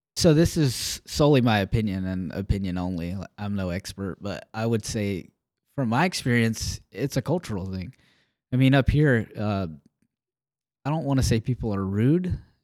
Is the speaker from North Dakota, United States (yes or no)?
no; Alabama, United States; moved away; I grew up in Alabama